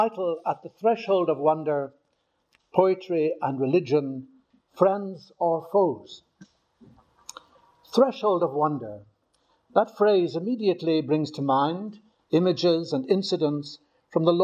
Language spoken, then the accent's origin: English; Newcastle, Northern Ireland, United Kingdom; now in Rome, Italy; I was born in Newcastle, County Down